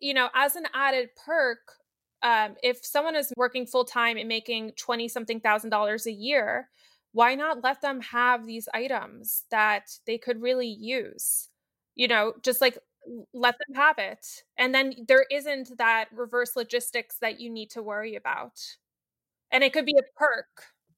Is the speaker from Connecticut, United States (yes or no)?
no; New York City, New York, United States; I grew up in New York City